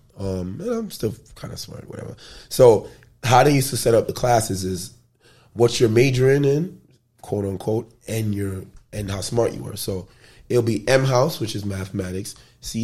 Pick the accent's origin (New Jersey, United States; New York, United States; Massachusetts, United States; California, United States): New York, United States; New York City; growing up in the Bronx or not being so rich and wealthy